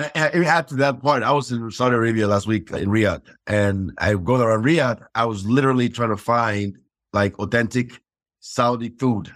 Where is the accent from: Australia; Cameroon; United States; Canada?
Cameroon; moved away; growing up in Cameroon